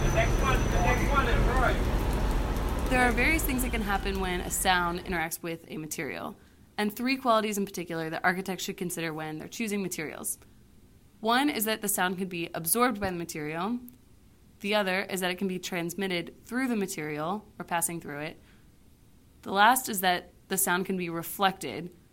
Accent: Houston, Texas, United States; I'm from Houston, Texas

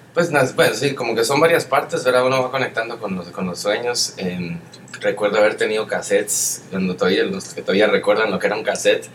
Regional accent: Guatemala; moved away as an adult; also born or lived in Europe / South America; además de ser guatemalteco, soy latino

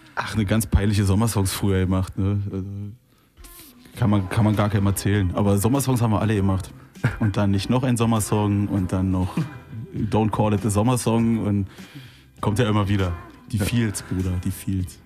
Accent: Brandenburg an der Havel, Brandenburg, Germany

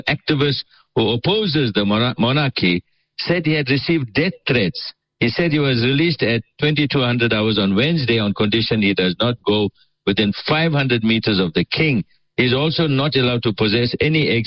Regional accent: Port Shepstone, KwaZulu-Natal, South Africa; Sheppy, that's my hometown, Port Shepston

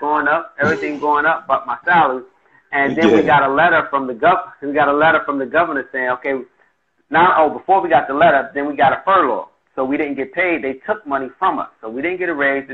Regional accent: New York City, New York, United States; I'm from Brooklyn

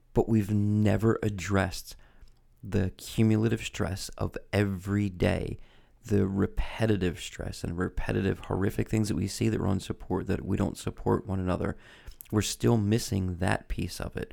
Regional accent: United States; I'm American

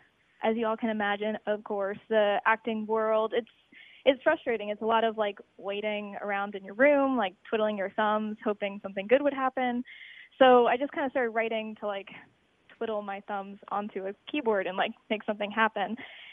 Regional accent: Virginia, United States; moved away as an adult; also born or lived in Connecticut / New York; now in Chicago, United States; I grew up mostly in Virginia. Then I went to like an acting conservatory in Connecticut.

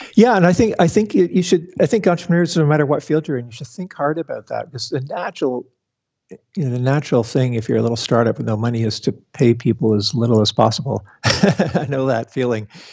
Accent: Canada; also born or lived in Toronto; being a Canadian in Toronto working for the Sun Microsystems branch in Canada

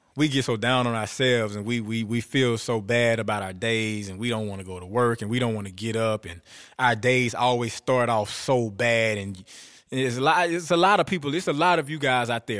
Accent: Bastrop, Louisiana, United States; I was born in Bastrop, Louisiana

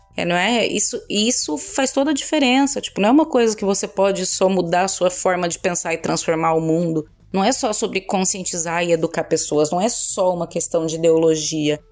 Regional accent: Cuiabá, Mato Grosso, Brazil; moved away as an adult; now in Portugal; sou cuiabana, mas hoje vivo em Portugal na verdade, já vivo aqui há cinco anos

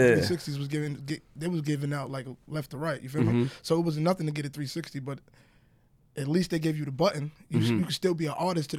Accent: New York City, New York, United States; I grew up on 168 okay. Linden. 168 in Linden.

